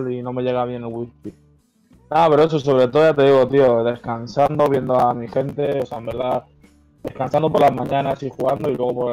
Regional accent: Parla, Community of Madrid, Spain; Y nada, soy de Parla, soy de aquí de Madrid. Eh, nací aquí y aquí me he criado. Bueno, he estado viviendo en otros sitios, pero bueno, vuelto aquí siempre volvemos

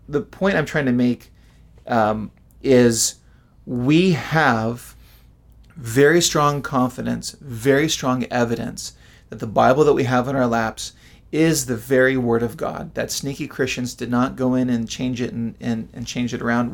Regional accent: United States; American Westerners

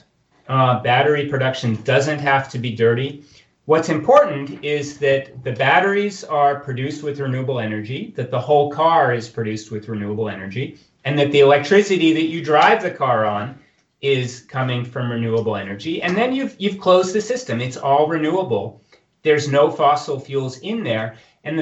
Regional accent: United States; now in Switzerland; I try not to say that I'm American anymore, but I try to say that I'm Swiss

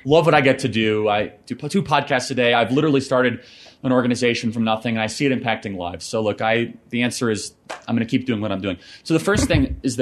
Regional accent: Northern Illinois, United States; I grew up in Northern Illinois.

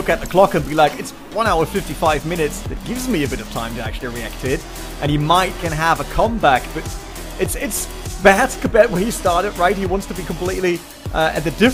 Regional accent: Germany; accent: German; English is a second language; I grew up in Germany

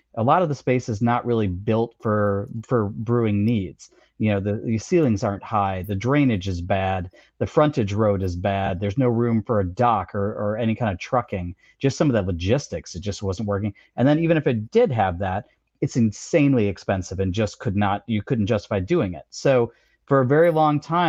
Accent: Chicago, Illinois, United States; also born or lived in Iowa; now in Boston, United States; You go to a city like my hometown of Chicago

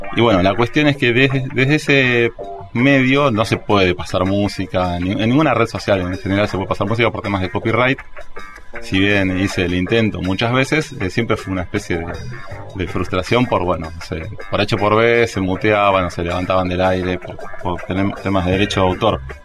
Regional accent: Morón, Buenos Aires Province, Argentina; also born or lived in Moreno; now in Ciudadela, Argentina; yo soy de zona oeste, Mm, vengo de Ciudadela ahora, pero viví hasta los 25 años en Morón

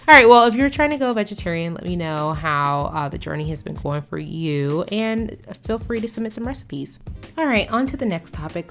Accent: United States; as an American

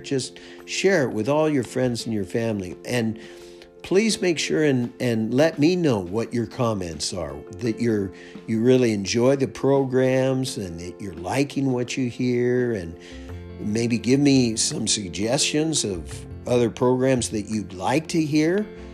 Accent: United States; moved away as an adult; now in Canada; I'm an American, and now I live up here in Canada

